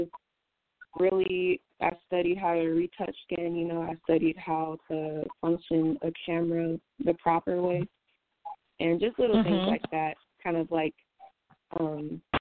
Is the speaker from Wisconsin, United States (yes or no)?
yes; Milwaukee, Wisconsin, United States; moved away as an adult; also born or lived in North Carolina; now in Charlotte, United States; I was born in Milwaukee, Wisconsin.